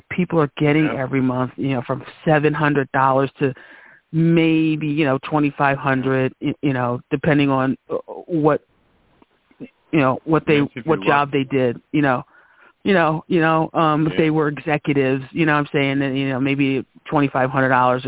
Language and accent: English; New Jersey, United States; born or raised there